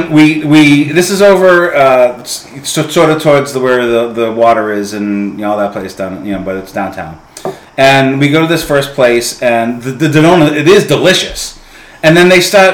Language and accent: English; Everett, Massachusetts, United States; I'm from Everett